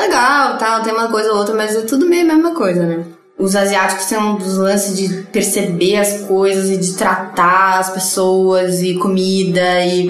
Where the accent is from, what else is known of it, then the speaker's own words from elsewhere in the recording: São Paulo, Brazil; Pinheiros, eu sou tipo ultra bairrista. Eu nasci e morei no mesmo bairro a vida inteira